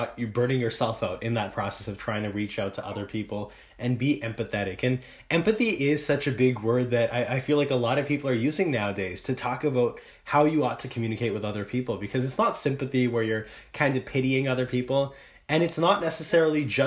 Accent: Canada; as a Canadian

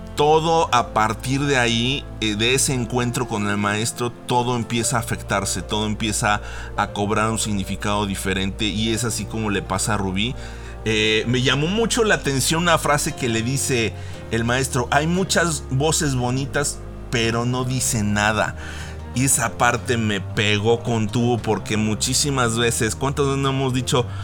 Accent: Mexico; como mexicanos

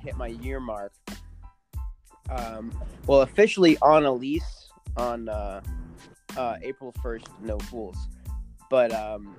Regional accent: Northern California, United States; now in Austin, United States; I'm from Northern California

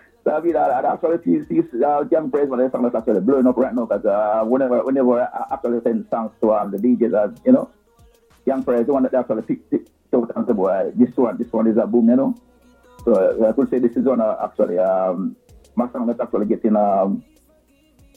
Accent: Saint Mary Parish, Jamaica; moved away as an adult; now in Kingston, Jamaica; I grew up in St. Mary, you know, went to what the primary school

